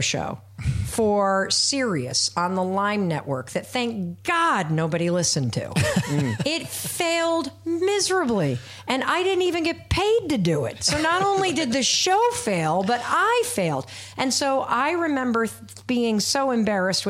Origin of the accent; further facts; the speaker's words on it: Midwest, United States; moved away as an adult; also born or lived in Hanover, New Hampshire / Boston / Manhattan; as a white woman growing up in the Midwest